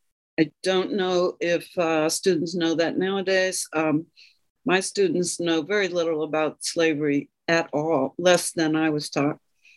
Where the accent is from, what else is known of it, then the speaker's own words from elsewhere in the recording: Hampton, Virginia, United States; I grew up in a town where most of the children I went to school with were descendants of contrabands.